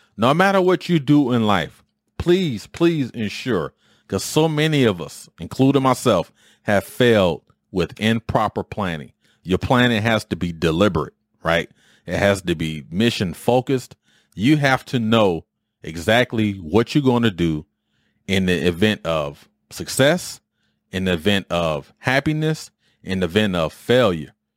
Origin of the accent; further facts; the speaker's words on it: Detroit, Michigan, United States; moved away as an adult; where I grew up in Detroit